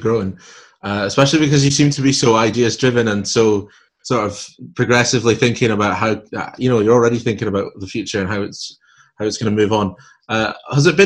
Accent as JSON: {"language": "English", "region": "Scotland", "country": "United Kingdom", "accent": "Scottish", "said": "I'm Scottish myself, and you might have guessed from the accent"}